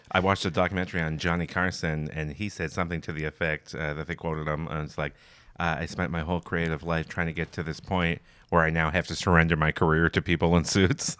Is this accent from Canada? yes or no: yes; near London, Ontario, Canada; now in Toronto, Canada; I grew up a, in a town just outside of London, Ontario